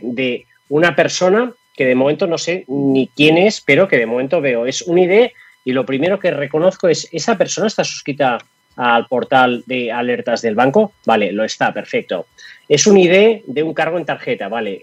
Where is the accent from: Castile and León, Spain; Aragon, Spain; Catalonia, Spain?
Catalonia, Spain; now in Madrid, Spain; Yo estoy en Madrid. Yo estoy en Madrid y yo soy catalán. Eh, ya hace 20 años que vivo en Madrid